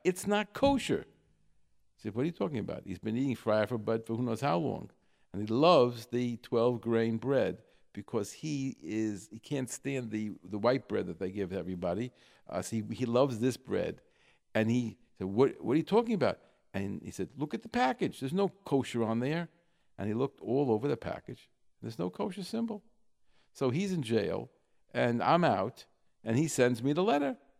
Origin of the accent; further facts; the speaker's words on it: New York, United States; moved away; I'm come from New York